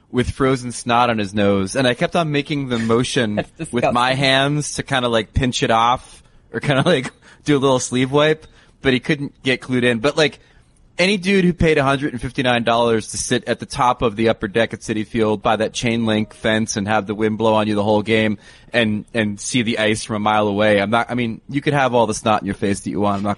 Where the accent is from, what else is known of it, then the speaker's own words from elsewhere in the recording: New York City, New York, United States; from New York City, a senior NHL writer